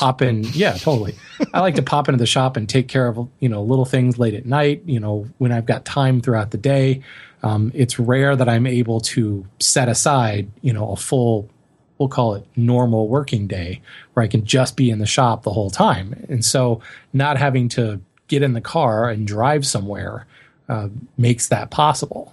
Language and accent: English; Colorado, United States; moved away; growing up in Colorado, I know very well what it's like to live in a very dry climate